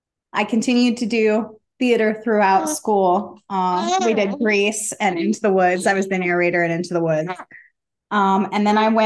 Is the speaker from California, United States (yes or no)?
no; Houston, Texas, United States; born or raised there